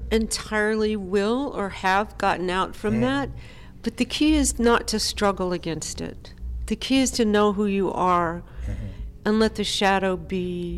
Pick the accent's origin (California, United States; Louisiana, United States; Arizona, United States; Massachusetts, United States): California, United States; also born or lived in Memphis / Nashville / New York City; Grew up in Southern California, moved back to Nashville, and then I've lived in New York City for 30 years.